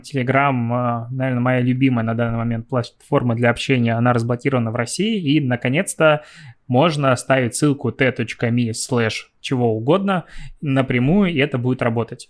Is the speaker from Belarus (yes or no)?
yes; Belarus; Я все равно белорус